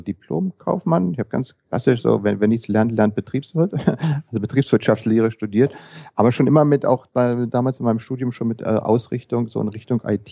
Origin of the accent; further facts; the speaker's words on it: Berlin, Germany; bin geboren in Berlin, lebe in Berlin